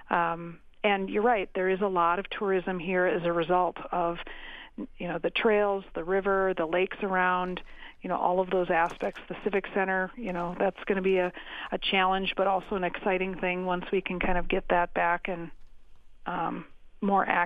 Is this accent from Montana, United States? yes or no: no; Crosslake, Minnesota, United States; also born or lived in St. Paul Park, Minnesota; now in Mankato, United States; I was born in St. Paul Park, and when I was oh. seven, oh. we moved up to Cross Lake.